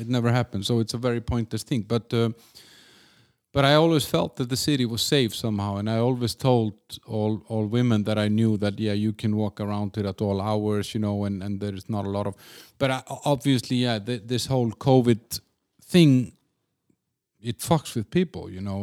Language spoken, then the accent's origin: English; Iceland; also born or lived in Denmark; now in Prague, Czechia; I'm from Iceland, then I lived in Denmark